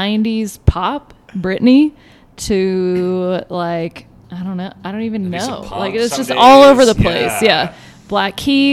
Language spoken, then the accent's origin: English; Texas, United States; I am Texan